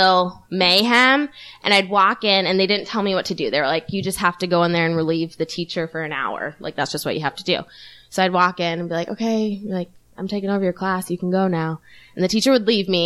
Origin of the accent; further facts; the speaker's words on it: Minneapolis, Minnesota, United States; I'm from Minneapolis, Minnesota